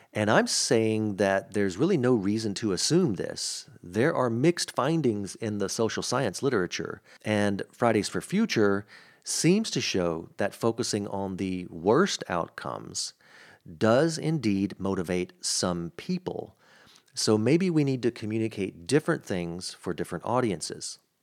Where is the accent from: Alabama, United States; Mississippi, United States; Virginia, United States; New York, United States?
Mississippi, United States; also born or lived in New Orleans, Louisiana; I grew up in Mississippi, which has a much different accent